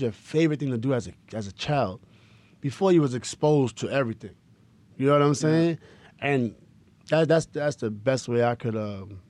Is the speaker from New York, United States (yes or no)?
yes; Queensbridge, New York, United States; It's all about Queensbridge. I'm from Queensbridge this, Queensbridge that.